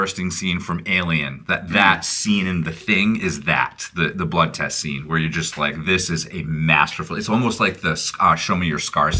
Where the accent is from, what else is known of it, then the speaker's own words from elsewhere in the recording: New England, United States; I grew up in New England